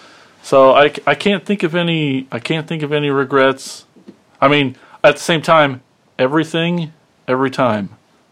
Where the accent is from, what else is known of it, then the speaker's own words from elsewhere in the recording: Iowa, United States; I grew up in Watchier, Iowa, and it's known for one of the biggest flea markets known to man.